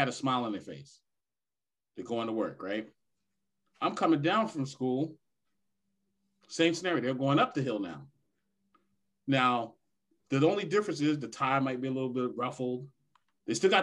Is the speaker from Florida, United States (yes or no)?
no; New York, United States; as a little kid, like growing up in New York with the Wall Street people